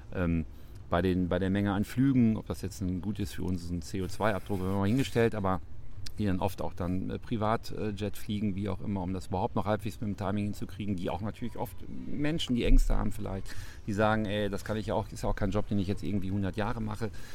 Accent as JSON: {"language": "German", "town": "Munich", "region": "Bavaria", "country": "Germany", "tie": "born or raised there", "moved": "yes", "lives_now": "Münster, Germany", "said": "ich bin ja gebürtiger Münchner"}